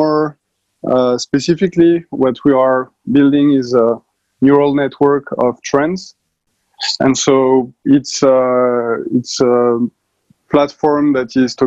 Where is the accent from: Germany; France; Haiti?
France; accent: French; English is a second language; also born or lived in Paris; for the last 10 years in Paris, obviously, with my accent.